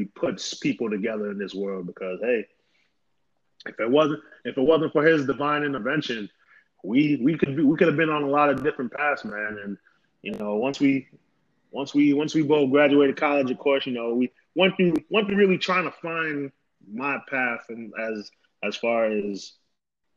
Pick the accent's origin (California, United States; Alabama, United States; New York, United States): New York, United States; I was born and raised in New York